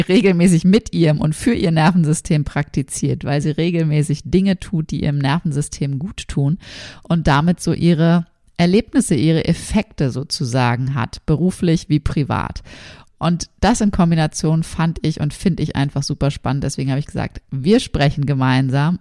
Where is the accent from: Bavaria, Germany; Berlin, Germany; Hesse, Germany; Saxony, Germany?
Berlin, Germany; wir kommen beide aus Berlin.